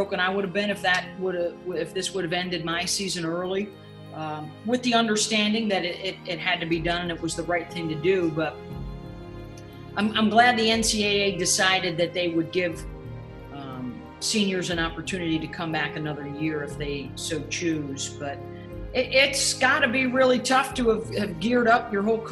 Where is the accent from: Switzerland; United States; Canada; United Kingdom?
United States; North Syracuse, New York; I am from the area. I grew up in North Syracuse